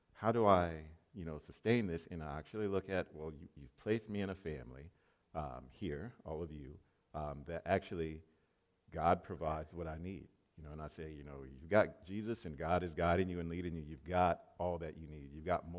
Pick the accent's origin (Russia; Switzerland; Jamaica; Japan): Japan; moved away; I used to live in Japan. I grew up in Japan, a small island off of the coast of Japan.